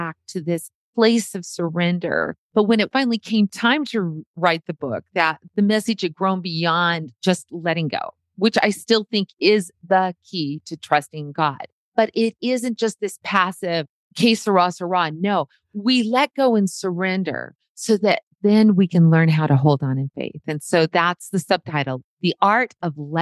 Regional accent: Montana, United States; from Montana

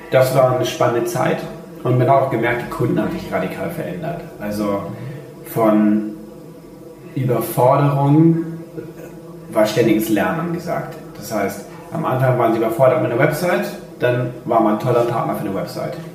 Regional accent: Hamburg, Germany; also born or lived in Rome, Italy; gebürtiger Römer mit österreichischem Pass und lebt schon immer in Deutschland, vor allen Dingen hier in Hamburg.

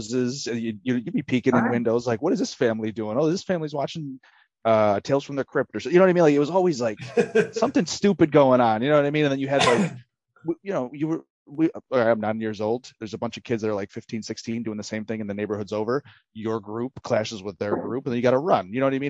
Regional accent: Greece, New York, United States; Oh, man. Greece, New York.

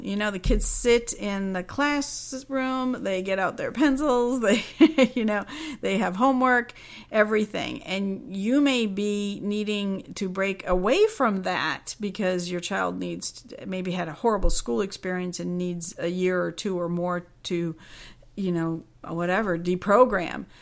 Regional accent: Cincinnati, Ohio, United States; I'll be in Cincinnati, Ohio. That's my hometown

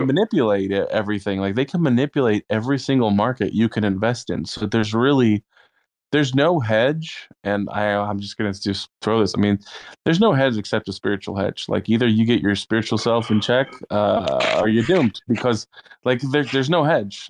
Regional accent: Austin, Texas, United States; I'm from Austin area

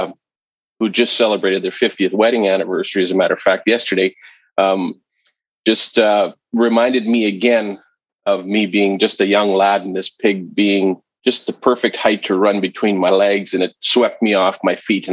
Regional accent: southern Manitoba, Canada; moved away as an adult; a company here in southern Manitoba, where I grew up in Canada. I no longer live here per se

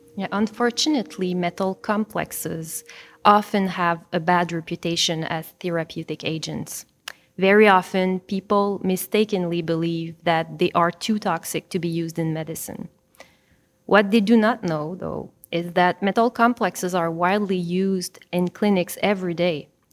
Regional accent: Granby, Quebec, Canada; I come from Granby, which is a city located in between Montreal and Sherbrooke in Quebec.

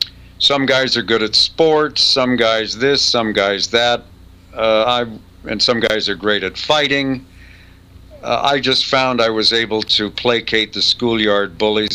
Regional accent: England, United Kingdom; born there; Also, my mother's English. I was born in England.

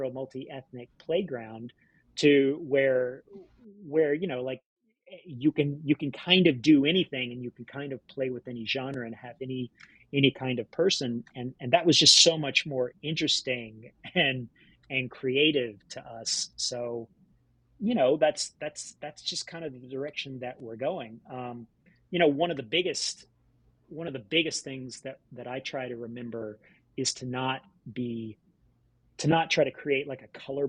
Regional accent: Mississippi, United States; I grew up in Mississippi

